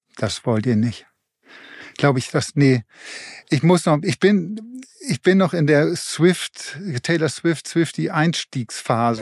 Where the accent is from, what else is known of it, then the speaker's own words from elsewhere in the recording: Germany; hier bei uns in Deutschland